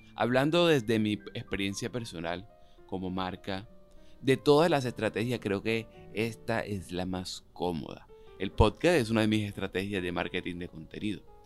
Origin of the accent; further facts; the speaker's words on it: Cartagena, Bolívar, Colombia; Yo soy cartagenero, de Cartagena, de India, una ciudad que tiene más de 500 años